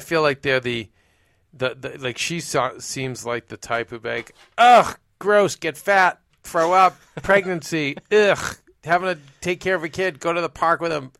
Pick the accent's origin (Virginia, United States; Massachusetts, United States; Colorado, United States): Massachusetts, United States; Boston; moved away; where I grew up in Boston